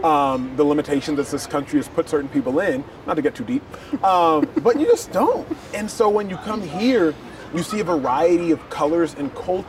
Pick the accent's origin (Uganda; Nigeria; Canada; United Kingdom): Nigeria; My pole, if you will, that I'm attached to if I were the ball, is my faith, my Christianity, and being a Nigerian.